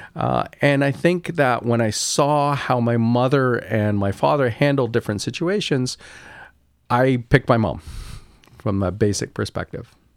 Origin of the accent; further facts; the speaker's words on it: Kingston, Ontario, Canada; I grew up in Kingston, Ontario